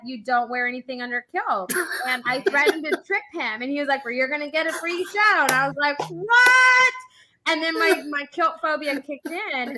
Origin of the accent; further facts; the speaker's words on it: San Antonio, Texas, United States; accent: Texan; my Texan accent comes out and my hickness.